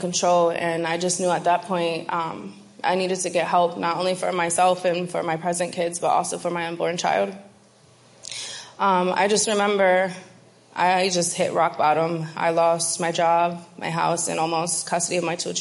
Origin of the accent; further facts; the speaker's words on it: Binghamton, New York, United States; I'm from Binghamton, New York